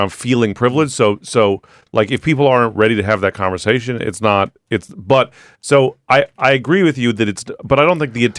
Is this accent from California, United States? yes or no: yes; San Francisco, California, United States; growing up in San Francisco, there were lots of gay people around.